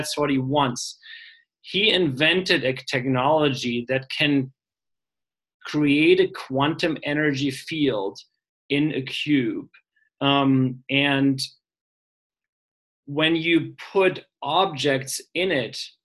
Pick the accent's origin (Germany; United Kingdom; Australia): Germany; moved away; I'm from Germany originally